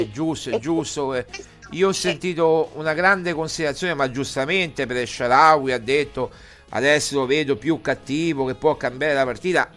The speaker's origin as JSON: {"language": "Italian", "town": "Rome", "region": "Lazio", "country": "Italy", "tie": "born or raised there", "said": "io sono nato a Roma ma ho cioè, sangue calabrese"}